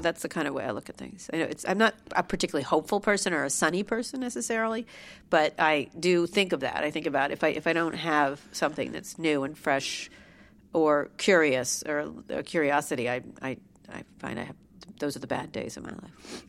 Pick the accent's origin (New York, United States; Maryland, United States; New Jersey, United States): New Jersey, United States; Princeton; I grew up in a beautiful, large home, a gorgeous mansion